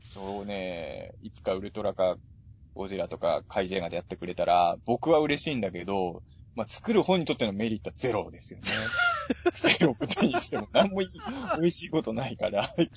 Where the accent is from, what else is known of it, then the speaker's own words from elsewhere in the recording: Chikusei, Ibaraki, Japan; moved away as an adult; also born or lived in Tokyo; 筑西市、僕の地元は筑西市っていうとこなんですけど